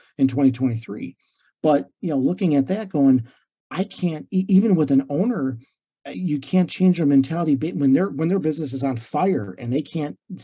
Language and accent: English; Illinois, United States; moved away as an adult; now in Treasure Coast, Florida, United States; living in and growing up in Illinois